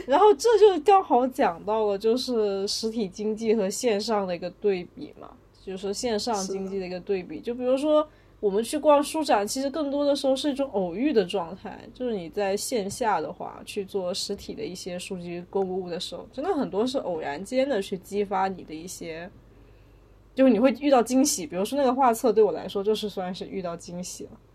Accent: Wenzhou, Zhejiang, China; now in Beijing, China; 作为一个温州人

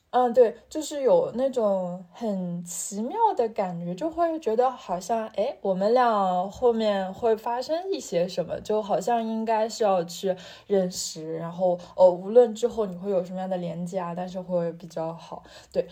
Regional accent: northern China, China; moved away as an adult; 我作为一个北方人

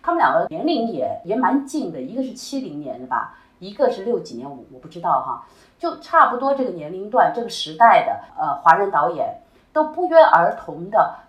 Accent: China; 就就是我们中国人起心就开始拍片。

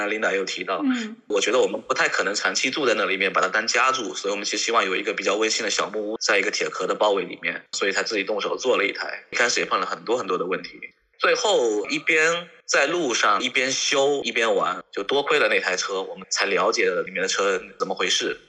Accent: Fujian, China; moved away; 我是福建人，福建海边的一个小县城长大的，就是那样子上高中，上大学

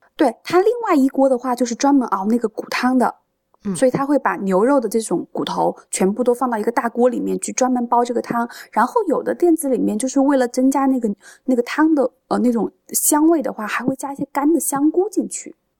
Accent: Changde, Hunan, China; 我是常德人

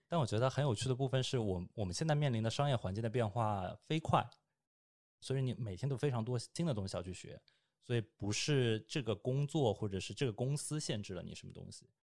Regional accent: Shanghai, China; moved away as an adult; now in Beijing, China; 我是上海人

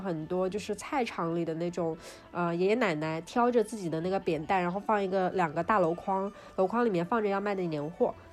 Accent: Suzhou, Jiangsu, China; 我们苏州也是一个有， 有着诸多传统习俗的一个成熟的一个城市，所以我从小到大的元旦氛围都是非常浓的

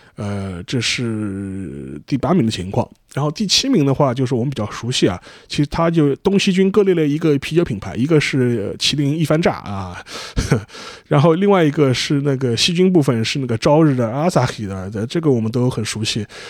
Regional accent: China; 我们中国人

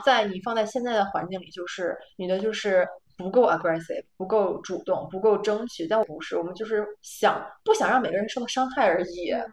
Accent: China; moved away as an adult; now in Netherlands; 我们是中国人

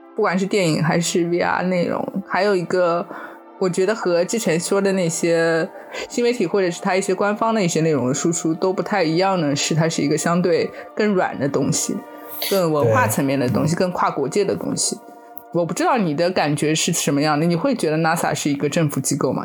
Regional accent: China; 当时那个车上就只有我一个中国人

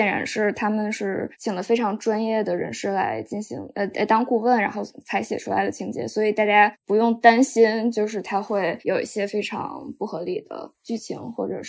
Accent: China; 我们作为中国人，或者美国人作为美国人，他们应该怎么去思考两个世界上最大国家之间的可能的利益的冲突？

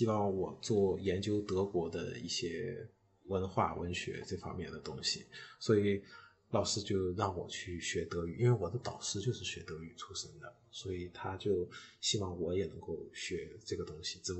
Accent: northern China, China; moved away as an adult; also born or lived in Shanghai / Hong Kong / Trier / Edinburgh; 虽然我是北方人

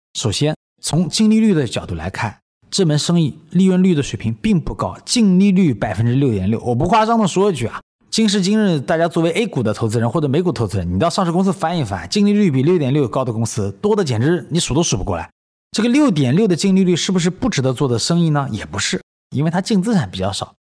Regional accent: China; 以我一个中国人的标准来讲

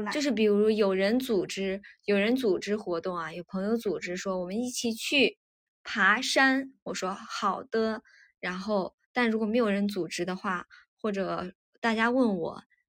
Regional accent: Shaanxi, China; 这个是在陕西，我感觉我，我们老家最喜欢，最喜欢包，就是做馒头吃的一种，做菜馒头吃的一种野菜

